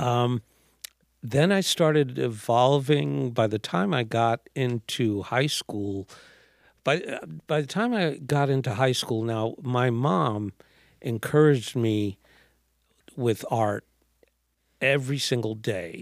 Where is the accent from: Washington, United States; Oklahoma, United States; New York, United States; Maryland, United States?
New York, United States; New York City; born or raised there